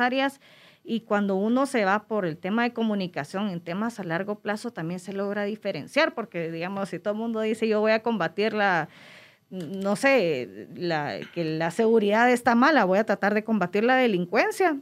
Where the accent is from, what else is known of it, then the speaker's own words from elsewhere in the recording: Guatemala; Yo hablo de Guatemala porque para mí es mi, mi adoración, es mi tierra